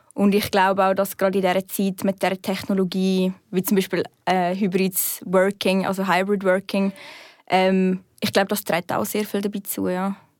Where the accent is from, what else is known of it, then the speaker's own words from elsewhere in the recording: Aargau, Switzerland; moved away as an adult; also born or lived in Zurich; ich bin ja vom Aargau gekommen.